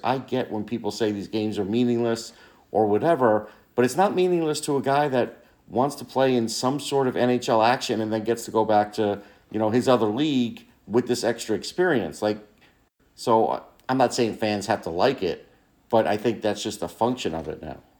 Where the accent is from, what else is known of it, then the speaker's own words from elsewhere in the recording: New York, United States; when I was growing up in New York